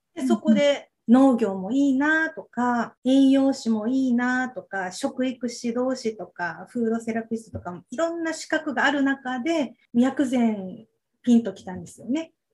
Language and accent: Japanese; Okinawa, Japan; 生まれも育ちも沖縄に住んで、ずっと沖縄です